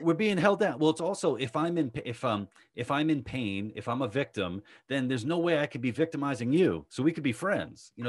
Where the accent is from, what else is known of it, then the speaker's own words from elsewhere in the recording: New York City, New York, United States; I grew up in Queens